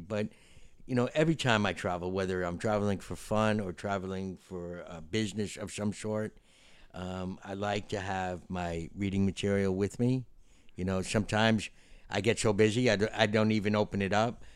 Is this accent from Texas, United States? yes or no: no; Florida, United States; we're from Florida